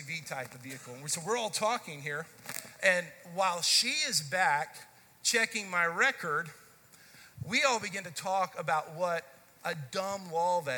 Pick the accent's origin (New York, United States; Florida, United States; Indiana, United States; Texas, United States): Texas, United States; Dallas; I grew up in the Dallas-Fort Worth area, grew up in the Dallas part of it